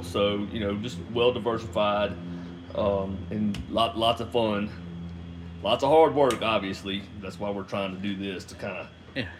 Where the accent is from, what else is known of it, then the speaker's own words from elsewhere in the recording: Mississippi Gulf Coast, United States; born and raised on the Mississippi Gulf Coast, avid hunter, avid fisherman